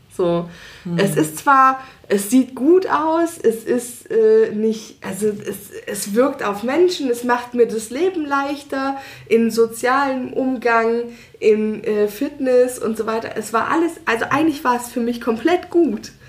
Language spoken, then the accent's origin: German; Hanover, Lower Saxony, Germany; now in Leipzig, Germany; in meine alte Heimat, mhm. also nach Hannover